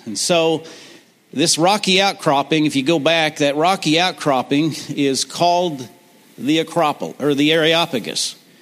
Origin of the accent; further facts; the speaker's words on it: Granby, Missouri, United States; also born or lived in Kansas City, Missouri; I grew up uh, outside of Granby on Shoal Creek